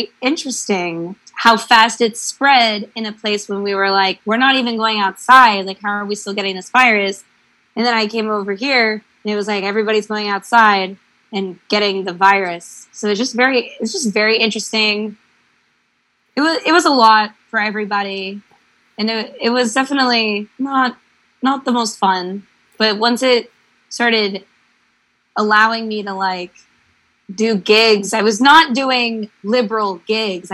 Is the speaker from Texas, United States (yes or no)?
yes; Houston, Texas, United States; moved away as an adult; my family lives in Texas and I grew up in Houston